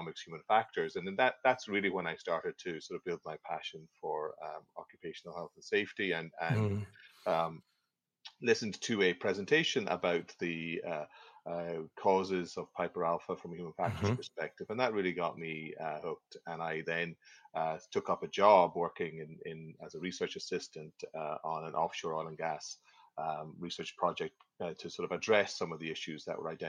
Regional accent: Ireland; moved away as an adult; also born or lived in Aberdeen, Scotland; now in Halifax, Canada; I'm originally actually from Ireland, but I studied in Aberdeen in Scotland

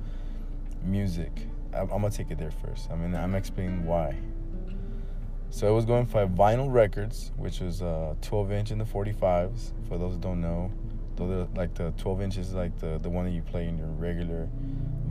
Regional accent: Chicago, Illinois, United States; first language Spanish; I was born in Chicago, Illinois, and my mom and dad, they basically spoke Spanish to me for my first 2 years of life

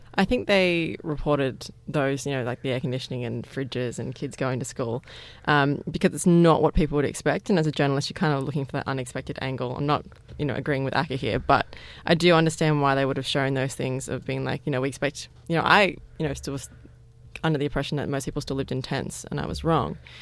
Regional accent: Parramatta, New South Wales, Australia; I grew up in Parramatta

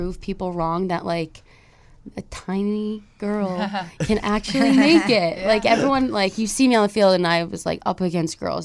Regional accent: Cheshire, Connecticut, United States; I'm from Cheshire, so obviously, like, I grew up around Quinnipiac

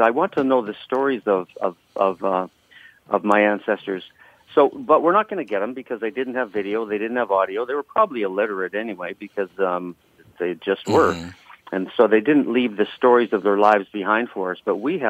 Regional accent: Canada; I'm from the north of the 60s, so I'm a Canadian, so it wouldn't be right for me to make comments on on U.S. politicians

